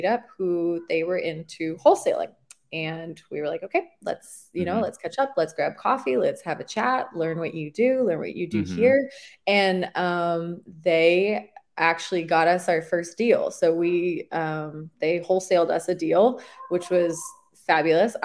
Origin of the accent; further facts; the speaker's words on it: New Zealand; moved away as an adult; also born or lived in Florida; now in San Antonio, United States; I live in San Antonio now, and I am originally from New Zealand, though.